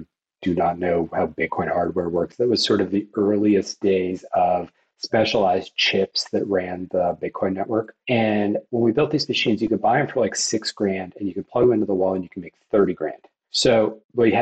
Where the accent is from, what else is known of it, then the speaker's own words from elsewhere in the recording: Fairfax, Virginia, United States; I was really blessed to be born in Fairfax, Virginia, just outside of Washington, D.C.